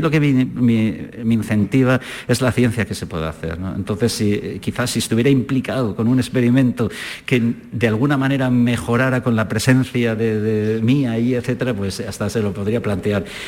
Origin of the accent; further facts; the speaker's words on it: San Sebastián, Basque Country, Spain; moved away as an adult; also born or lived in Zaragoza / Germany; now in Granada, Spain; yo soy de San Sebastián, y estudié la carrera de físicas en Zaragoza